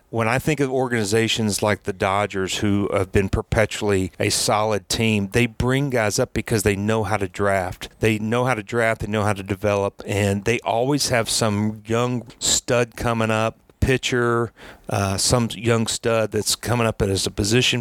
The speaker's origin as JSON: {"language": "English", "area": "Braves country", "region": "Southeast", "country": "United States", "tie": "born or raised there", "said": "I grew up in Braves country"}